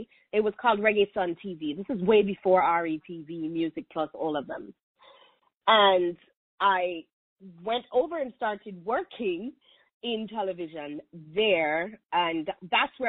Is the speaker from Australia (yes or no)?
no; Kingston, Jamaica; moved away as an adult; I was born and raised in Kingston, Jamaica